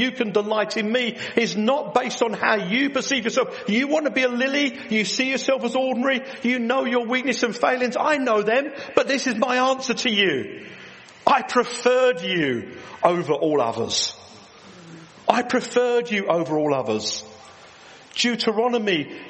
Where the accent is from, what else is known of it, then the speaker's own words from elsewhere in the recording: England, United Kingdom; we're English